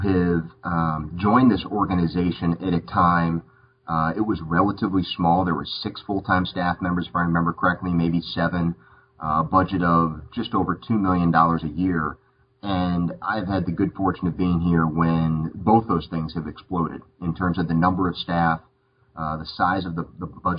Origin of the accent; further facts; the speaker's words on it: Tucson, Arizona, United States; moved away as an adult; now in North Carolina, United States; I was born in Tucson